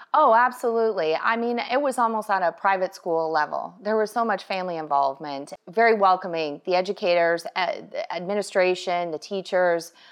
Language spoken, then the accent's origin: English; Canada; moved away as an adult; now in Tampa Bay area, United States; I was born and raised in Canada, oh, Canada.